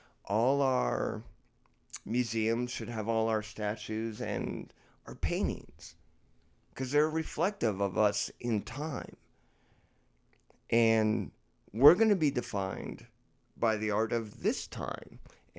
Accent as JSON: {"language": "English", "country": "Ireland", "said": "I think Northern Ireland should be part of Ireland. That's just my belief because I'm Irish."}